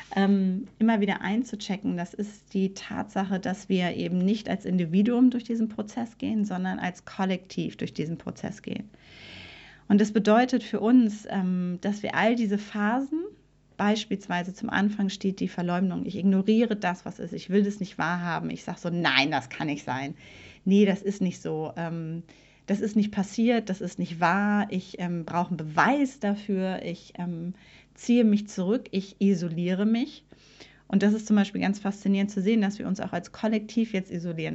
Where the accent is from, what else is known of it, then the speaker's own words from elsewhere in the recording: Germany; als Deutsche